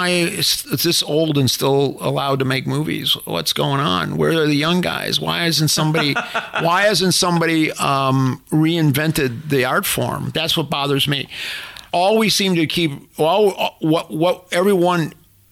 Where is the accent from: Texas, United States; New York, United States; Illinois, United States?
Illinois, United States; Chicago; moved away; I came from the South Side of Chicago